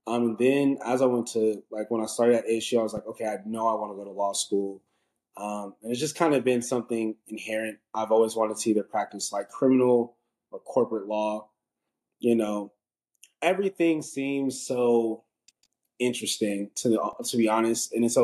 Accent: Denver, Colorado, United States; now in Baton Rouge, United States; I'm from Denver, Colorado, where Faith is currently living right now. So, I'm from Denver, went to Arizona State. I'm currently at law school at Southern University Law Center. Baton Rouge, Louisiana, it's HBCU.

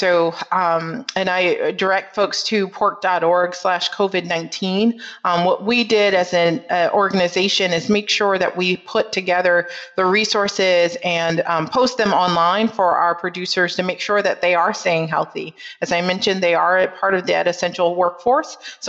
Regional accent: Northeast, United States; despite growing up in the Northeast and more of an urban setting, I had always been an ag advocate

